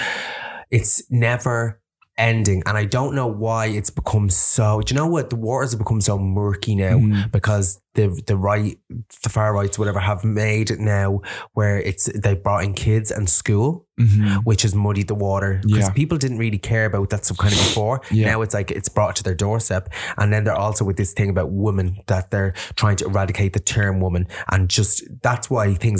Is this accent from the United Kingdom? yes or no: no; Ireland; I'm fucking Irish.